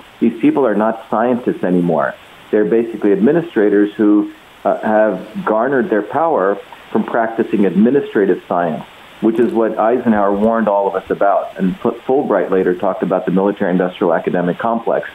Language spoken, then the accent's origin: English; India; now in United States; I grew up in the Indian caste system